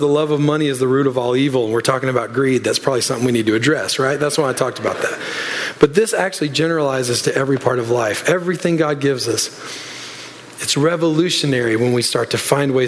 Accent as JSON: {"language": "English", "region": "Louisiana", "country": "United States", "moved": "yes", "said": "I'm from Louisiana originally"}